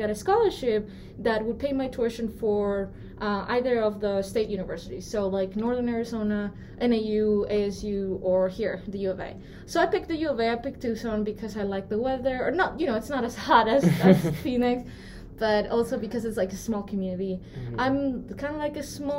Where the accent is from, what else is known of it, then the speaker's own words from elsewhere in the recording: Peru; moved away as an adult; now in United States; So I grew up in Peru, first of all. I'm not from here.